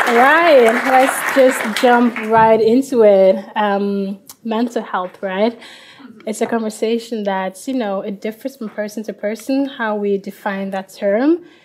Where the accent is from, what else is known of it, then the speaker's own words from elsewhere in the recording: Liberia; I'm from Liberia